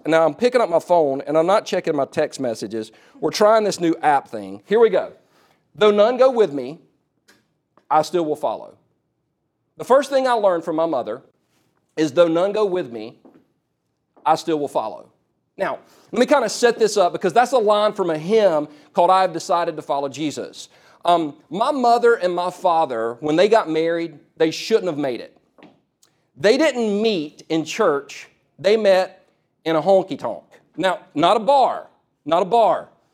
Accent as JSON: {"language": "English", "region": "South Carolina", "country": "United States", "tie": "born or raised there", "also_born_or_lived": "California", "said": "we moved from California to South Carolina when I was four years old"}